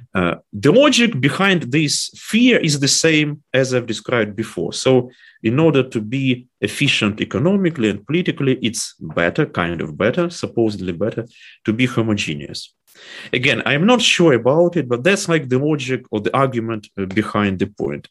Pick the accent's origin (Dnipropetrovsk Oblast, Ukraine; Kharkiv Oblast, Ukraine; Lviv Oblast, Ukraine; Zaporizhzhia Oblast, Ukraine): Dnipropetrovsk Oblast, Ukraine; Dnipro; English is a second language; moved away as an adult; also born or lived in Warsaw, Poland / Kyiv, Ukraine; now in Germany; my hometown, Dnipro or Dnipropetrovsk